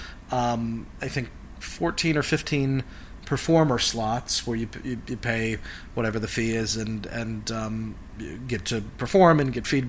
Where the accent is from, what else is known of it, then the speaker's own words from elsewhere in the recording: Cleveland, Ohio, United States; I was an only child growing up in Cleveland